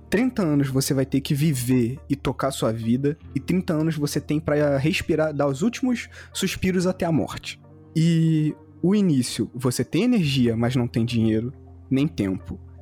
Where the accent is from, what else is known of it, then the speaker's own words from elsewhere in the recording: Carioca, Rio de Janeiro, Brazil; vou falar como carioca